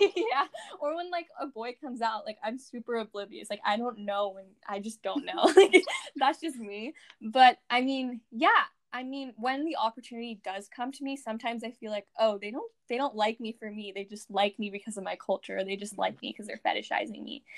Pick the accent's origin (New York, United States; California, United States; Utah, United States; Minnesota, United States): California, United States; I was born in California and had lived in California my entire life